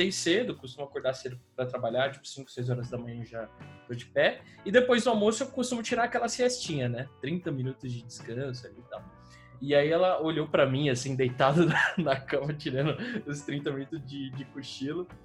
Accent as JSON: {"language": "Portuguese", "region": "São Paulo", "country": "Brazil", "tie": "born or raised there", "said": "eu sou de Sampa, né, eu, eu moro aqui desde sempre, e é que, assim, qualquer rolê, qualquer rolê, assim, para shopping, para o centro, eu moro aqui na Zona Sul e tal"}